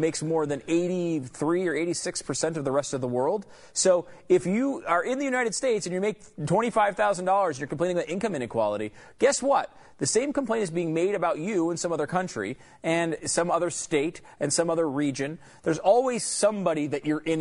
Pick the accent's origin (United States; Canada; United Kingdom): Canada; As a Canadian sports celebrity